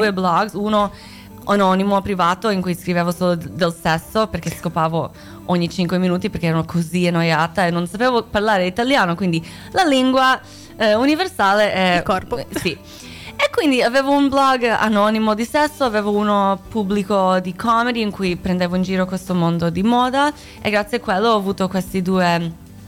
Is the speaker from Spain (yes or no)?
no; United States; Italian is a second language; moved away as an adult; also born or lived in near Zagreb, Croatia / Italy; now in Milan, Italy; sono nata a Croazia, a... Ah. Eh, non Zagabria, vicino a Zagabria, eh, sì, uh, sì, ah bravo, eh. un posto che tipo non esiste, un posto, un buco del culo, ma eh, con la famiglia siamo andati in America quando c'era la guerra sono cresciuta lì